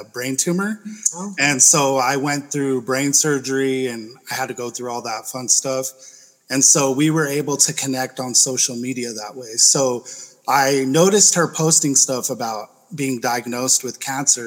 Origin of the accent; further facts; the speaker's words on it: Salt Lake City, Utah, United States; I'm from Salt Lake City, but I'm in Southern Utah. I was going to school.